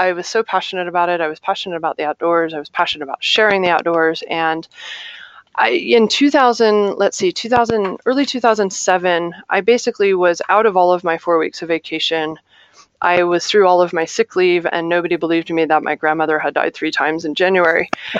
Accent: Ohio, United States; born there; also born or lived in Little Rock / Chicago; now in Chandler, United States; That's not where I'm from. I was born in Ohio. I moved to Little Rock, Arkansas. I moved to Chicago, Illinois.

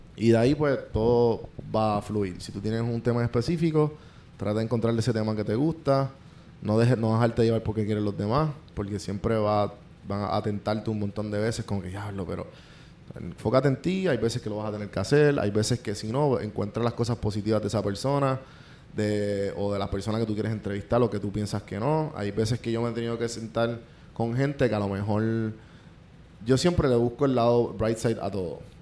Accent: Puerto Rico; moved away as an adult; now in Atlanta, United States; yo soy boricua

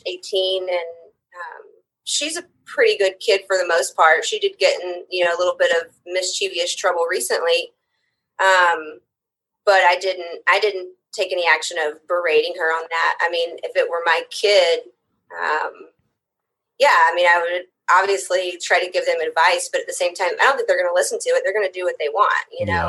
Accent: Southaven, Mississippi, United States; moved away as an adult; also born or lived in Memphis, Tennessee; now in Portland, United States; I am originally from Memphis, or actually South Haven, Mississippi

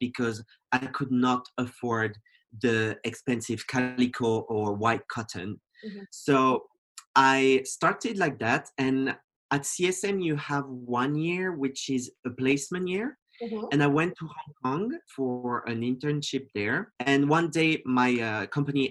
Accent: French-speaking Switzerland, Romandy, Switzerland; moved away as an adult; also born or lived in Geneva; I grew up in Switzerland in a very conservative village. It's on the French side of Switzerland, so it's south.

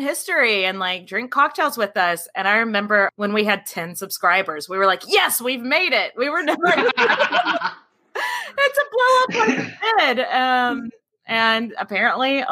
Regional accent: Texas, United States; accent: southern; we're from Texas

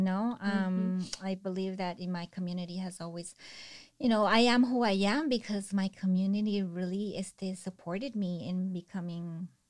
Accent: Salinas, California, United States; And then for Salinas, I grew up here in Salinas and I know the hardships of living here.

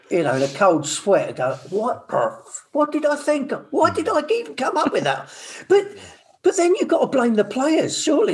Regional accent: Midlands, United Kingdom; I'm from the Midlands.

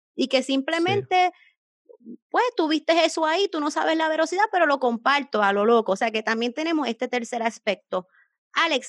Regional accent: Puerto Rico; soy de Puerto Rico

